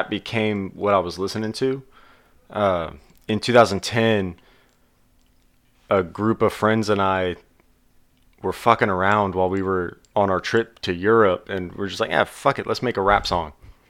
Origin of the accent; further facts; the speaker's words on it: Houston, Texas, United States; also born or lived in Oklahoma; now in Oklahoma City, United States; I was born in Houston